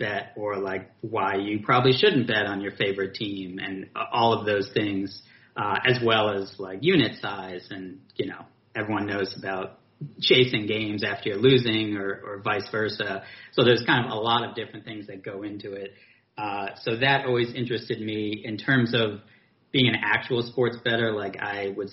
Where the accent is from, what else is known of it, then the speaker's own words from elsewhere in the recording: New York City, New York, United States; also born or lived in California; I was born and raised in Brooklyn